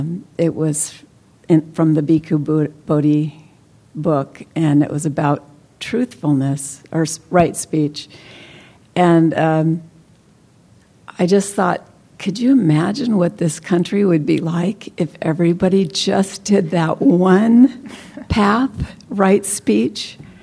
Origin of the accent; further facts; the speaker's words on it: Santa Cruz, California, United States; from Santa Cruz, and I want to thank the Sangha that's here.